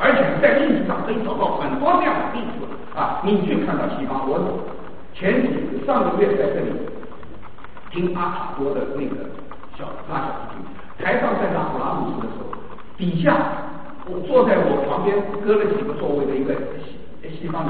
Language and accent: Chinese; China; 当第一次世界大战，我们中国人对西方文明概念开始警惕是第一次世界大战。